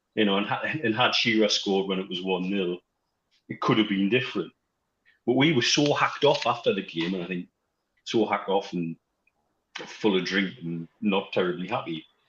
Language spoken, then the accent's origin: English; Wallsend, North East England, United Kingdom; we're from Walls End as well